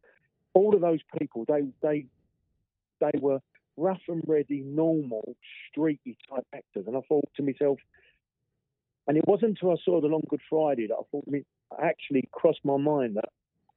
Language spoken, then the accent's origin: English; London, United Kingdom; I was born in East London, mm-hmm. I moved over to South East London